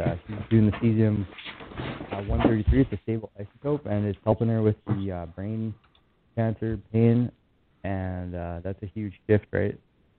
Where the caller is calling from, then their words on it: Kelowna, British Columbia, Canada; I'm calling from Kelowna, BC.